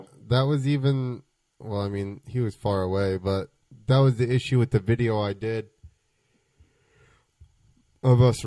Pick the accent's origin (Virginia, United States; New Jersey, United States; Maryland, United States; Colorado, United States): New Jersey, United States; I'm from Jersey